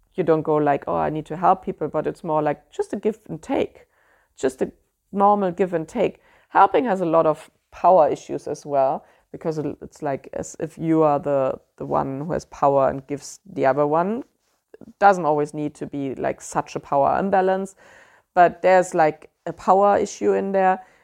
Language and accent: English; Germany; accent: German; English is a second language; I know my German accent always comes through there